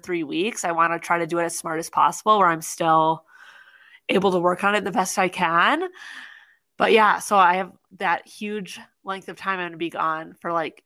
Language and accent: English; Wisconsin, United States; moved away; we're both originally from Wisconsin.